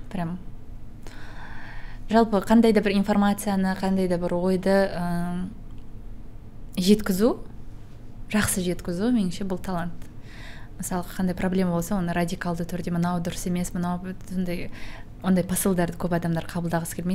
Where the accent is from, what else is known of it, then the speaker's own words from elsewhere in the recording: Kazakhstan; now in Almaty, Kazakhstan; каспийдің қасында өстім теңізге барамын жүзіп келемін